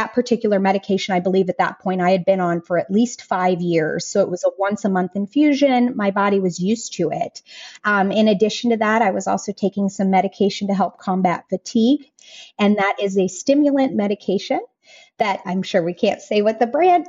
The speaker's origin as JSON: {"language": "English", "region": "Colorado", "country": "United States", "tie": "born or raised there", "moved": "as an adult", "said": "the place that I was born and raised in Colorado"}